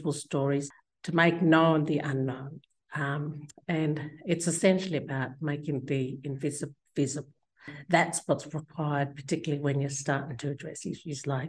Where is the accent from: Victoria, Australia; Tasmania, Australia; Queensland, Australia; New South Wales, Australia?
New South Wales, Australia; Central West; I grew up in Central West New South Wales